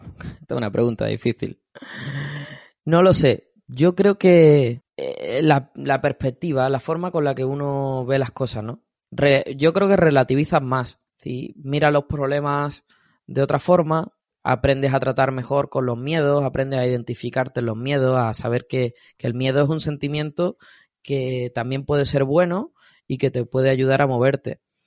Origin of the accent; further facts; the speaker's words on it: Andalusia, Spain; soy andaluz